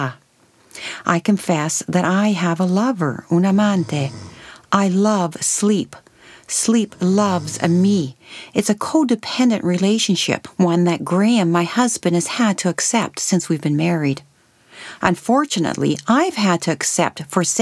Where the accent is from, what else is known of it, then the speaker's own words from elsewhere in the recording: Canada; also born or lived in Italy; a child growing up in Canada in a large Italian family